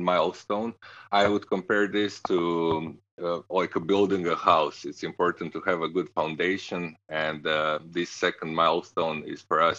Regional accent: Croatia; moved away as an adult; also born or lived in United States / Saudi Arabia / Romania / Kazakhstan; now in Israel; I'm originally from Croatia

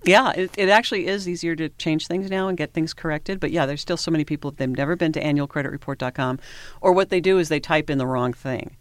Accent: Washington, United States; moved away as an adult; also born or lived in Alaska / Southern California; I'm from Washington State

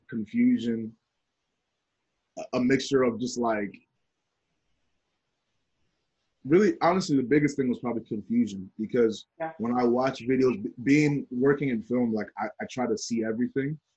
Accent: New Jersey, United States; I am a Nigerian American man of Nigerian descent, born in New Jersey

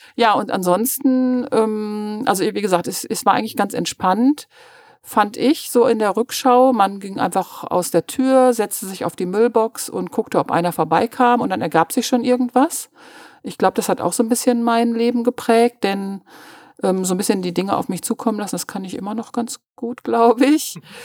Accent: Münster, North Rhine-Westphalia, Germany; ich bin auf der Sentrupper Höhe aufgewachsen

